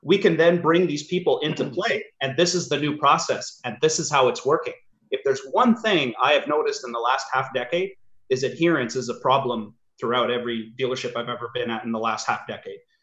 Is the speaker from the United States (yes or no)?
no; Sudbury, Ontario, Canada; I grew up in Sudbury